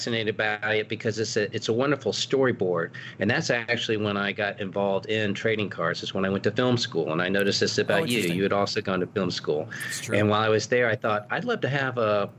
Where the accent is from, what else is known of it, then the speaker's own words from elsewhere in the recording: Tallahassee, Florida, United States; moved away as an adult; also born or lived in Auburn, Alabama; my father was a music dean at FSU, which was right there in my hometown